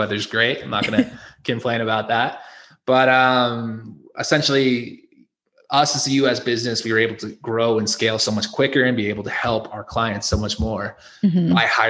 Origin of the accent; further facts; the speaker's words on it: Connecticut, United States; moved away as an adult; now in Mexico; I'm from Connecticut originally.